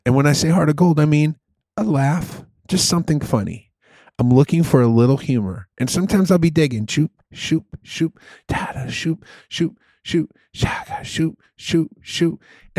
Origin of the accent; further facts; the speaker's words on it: Chicago, Illinois, United States; Because we're from Chicago and we love the Pope.